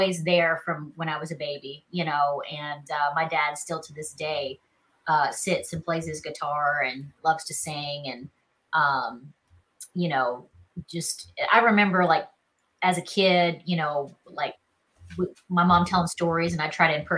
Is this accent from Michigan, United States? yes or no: no; Charleston, South Carolina, United States; accent: Southern; moved away as an adult; also born or lived in Los Angeles; now in Nashville, United States; I'm from Charleston, South Carolina. I'm kind of a hometown girl